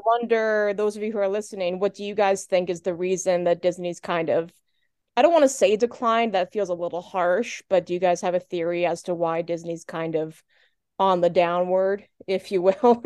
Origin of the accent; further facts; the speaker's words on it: Canada; also born or lived in Southern Ontario; I am Canadian